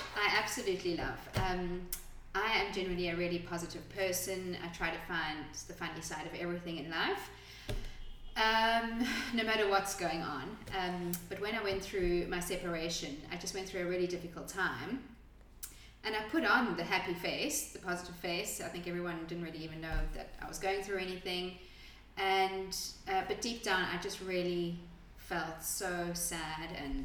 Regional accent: South Africa; moved away as an adult; now in Adelaide, Australia; I am originally from South Africa and moved to Adelaide, Australia about 12

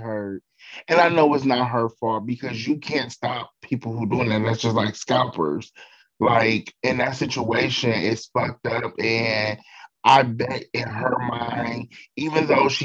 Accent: Cleveland, Ohio, United States; now in Dayton, United States; Cleveland because that is my hometown.

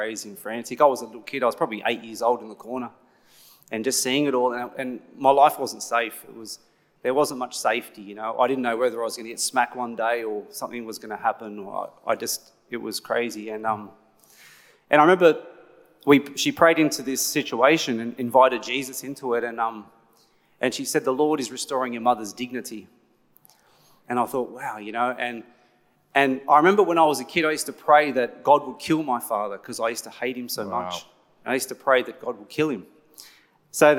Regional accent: Blacktown, New South Wales, Australia; I was born in Blacktown Hospital

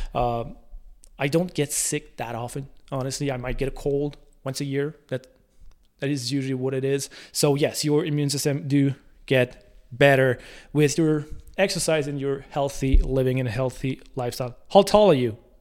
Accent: La Tuque, Quebec, Canada; born or raised there

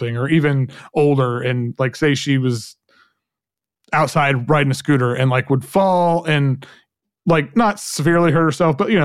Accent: Oklahoma, United States; growing up in Oklahoma, you know, in a very right-wing conservative environment

